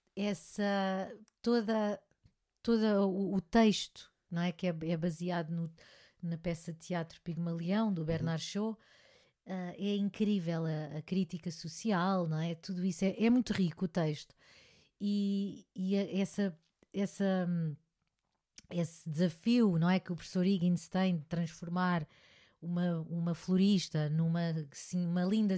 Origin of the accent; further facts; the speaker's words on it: Portugal; eu gosto muito da minha terra também, gosto muito de cá estar e fazer e trabalhar cá